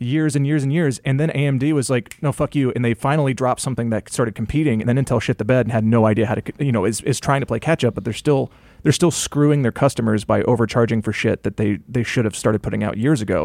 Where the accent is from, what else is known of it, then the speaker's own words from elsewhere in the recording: rural Georgia, United States; I grew up in, um, you know, rural, rural Georgia